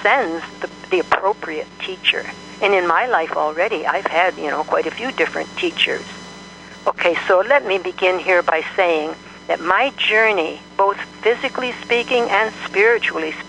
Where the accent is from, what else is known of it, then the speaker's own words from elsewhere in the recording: Michigan, United States; moved away as an adult; now in Kamiah, United States; I'm originally from Michigan.